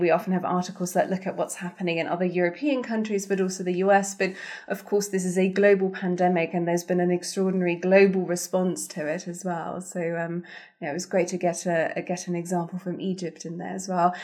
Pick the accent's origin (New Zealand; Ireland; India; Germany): Germany; moved away; I grew up in Germany